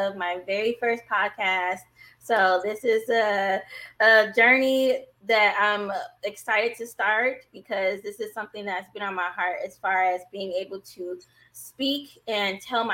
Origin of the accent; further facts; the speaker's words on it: Vallejo, California, United States; also born or lived in San Francisco, California; I'm born in San Francisco, raised in Vallejo, California. So I'm from the Bay Area